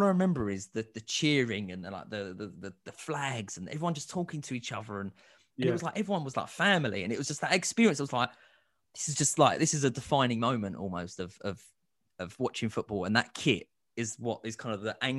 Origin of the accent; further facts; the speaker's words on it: Northern Cyprus, Cyprus; But again, I'm actually from North Cyprus, so.